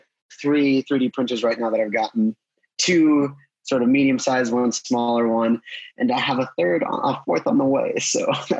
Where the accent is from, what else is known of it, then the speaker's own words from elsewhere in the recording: Columbus, Nebraska, United States; I'm at my senior year right now. I guess I'm living in one of my fun facts. I'm actually from Columbus, Nebraska, in the middle of nowhere.